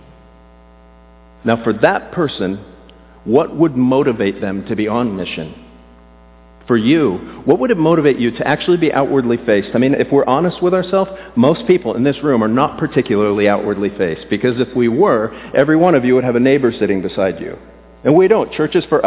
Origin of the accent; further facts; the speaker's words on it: South Florida, United States; I grew up in South Florida without air conditioning.